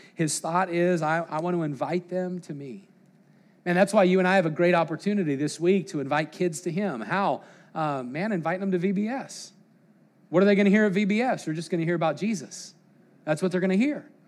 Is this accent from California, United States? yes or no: no; Colorado, United States; growing up in Colorado